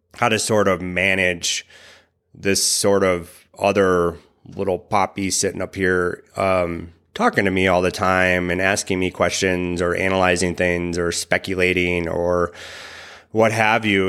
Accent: Wisconsin, United States; I grew up in Wisconsin

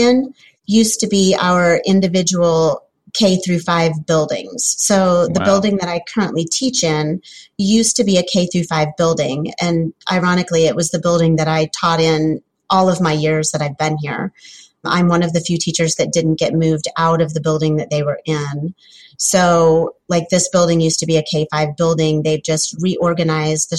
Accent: Wilmington, Ohio, United States; I'm from Wilmington, Ohio. It's kind of about halfway between Columbus and Cincinnati

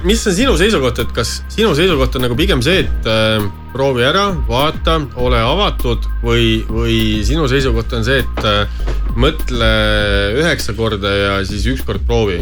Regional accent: Estonia; meie kui eestlased

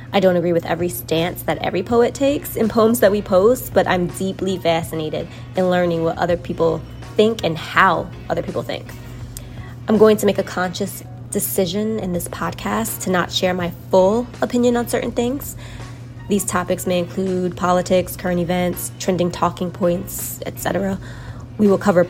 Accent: New York City, New York, United States; I'm an African-American woman born and raised in Brooklyn, New York

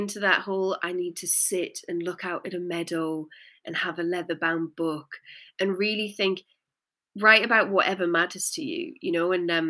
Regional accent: Newcastle, North East England, United Kingdom; I'd had such a chip on my shoulder about being from the Northeast, because I'm from Newcastle. And, you know, my accent's kind of not deliberately cleaned itself up over the years.

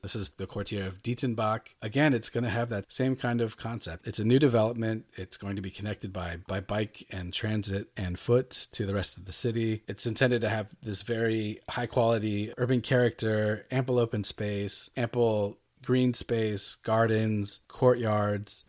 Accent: United States; moved away as an adult; also born or lived in Seattle; now in Germany; an American intern in two thousand three, two thousand four

